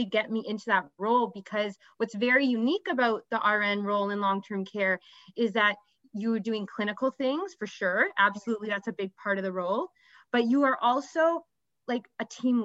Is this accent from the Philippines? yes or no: no; Ottawa, Ontario, Canada; also born or lived in Toronto; I had to move back to my hometown of Ottawa